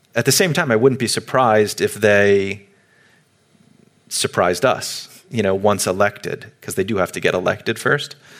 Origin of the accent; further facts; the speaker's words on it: United States; as an American